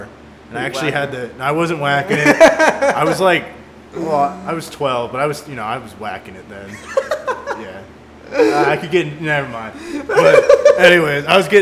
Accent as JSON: {"language": "English", "region": "California", "country": "United States", "moved": "yes", "said": "I'm from California"}